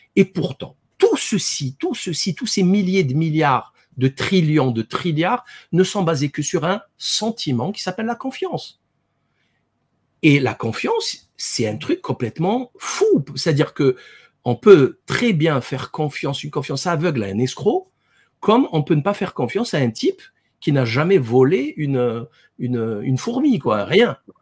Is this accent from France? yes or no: yes; France; en tant que Français